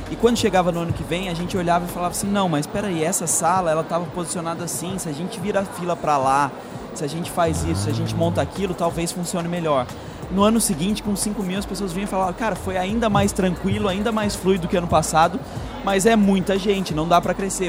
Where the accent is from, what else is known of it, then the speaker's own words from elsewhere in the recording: São Paulo, Brazil; moved away as an adult; now in Florianópolis, Brazil; Eu até sou de São Paulo